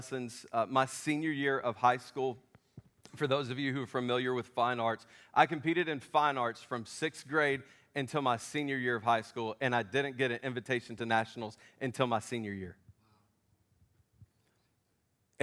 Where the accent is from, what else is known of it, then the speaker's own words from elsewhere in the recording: Memphis, Tennessee, United States; I'm from Memphis.